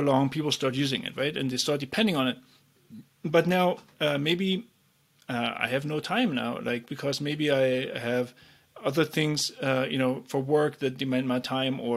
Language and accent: English; East Germany, Germany; I grew up in East Germany